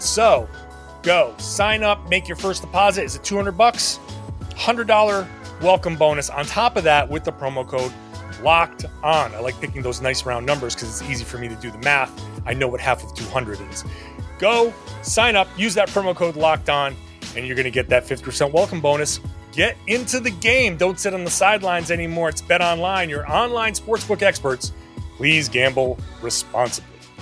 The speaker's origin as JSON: {"language": "English", "region": "New England", "country": "United States", "said": "I'm from New England. I get it. There's a reason why we're a tough group up here"}